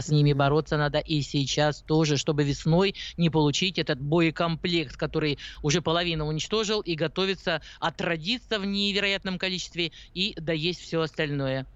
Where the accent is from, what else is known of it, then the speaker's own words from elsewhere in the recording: Urals, Russia; moved away; я наивная, девочка с Урала